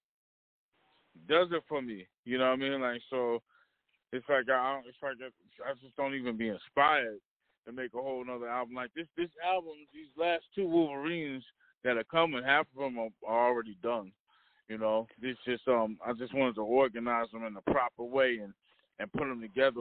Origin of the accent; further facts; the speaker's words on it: Trenton, New Jersey, United States; I'm from Trenton